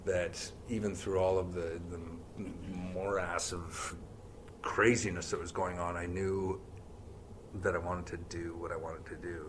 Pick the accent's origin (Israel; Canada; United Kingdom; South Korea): Canada; Brantford, Ontario; I grew up there. Uh, yeah, it was uh, the thriving metropolis of Brantford, Ontario